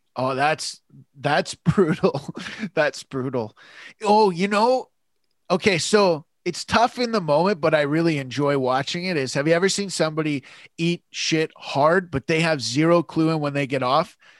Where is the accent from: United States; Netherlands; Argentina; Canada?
Canada; London, Ontario; I grew up in London, Ontario